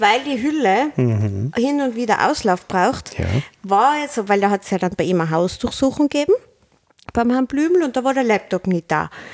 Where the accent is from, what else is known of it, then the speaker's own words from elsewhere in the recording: Tyrol, Austria; als Tiroler